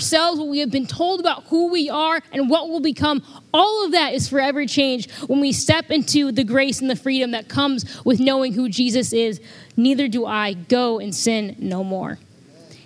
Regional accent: Freeport, Illinois, United States; I'm from Freeport, home of the Freeport pretzels

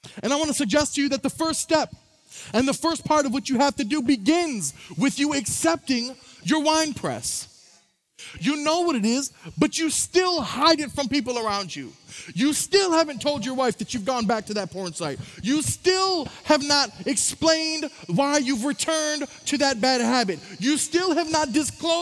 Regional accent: Saginaw, Michigan, United States; I'm from Saginaw, Michigan. It's where I was born. It's where I'm from. It's where I grew up.

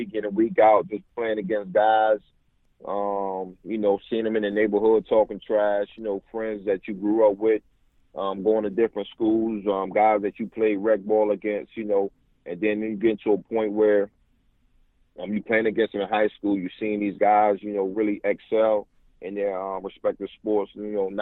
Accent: Newport News, Virginia, United States; moved away as an adult; also born or lived in Indianapolis / San Francisco / Arizona / New York; my hometown, Newport News, Virginia

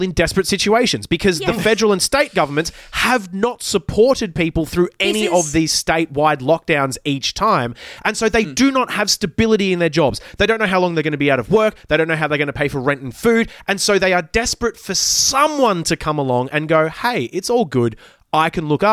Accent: Brisbane, Queensland, Australia; Brisbane, my hometown

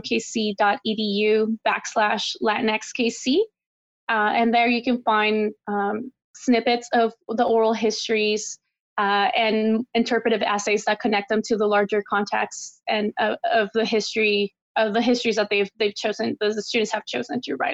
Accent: El Paso, Texas, United States; moved away; also born or lived in Kansas City; my hometown of El Paso, Texas

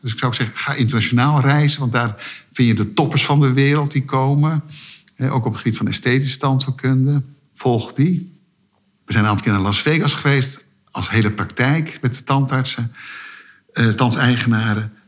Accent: Netherlands; omdat ik Nederlander was

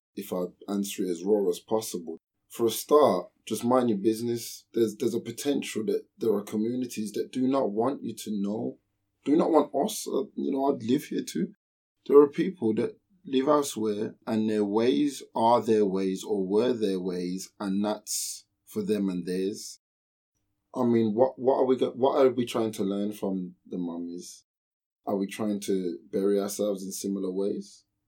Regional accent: United Kingdom; I am British

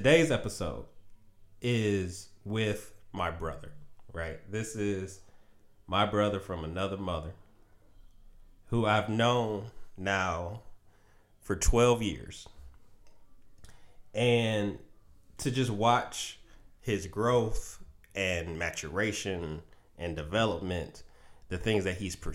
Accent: Detroit, Michigan, United States; my hometown, the Detroit Pistons

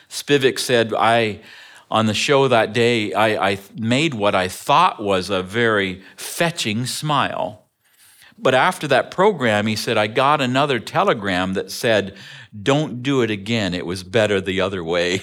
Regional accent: Ontario, Canada; moved away; I grew up in Ontario, Canada

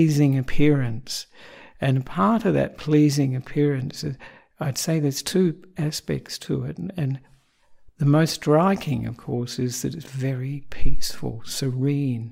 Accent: Australia; also born or lived in Sri Lanka; I'm an Australian monk

